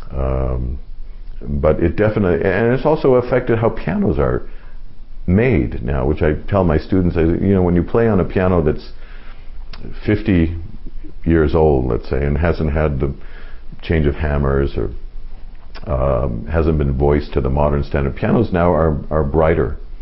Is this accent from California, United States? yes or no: yes; Los Angeles, California, United States; I grew up in Los Angeles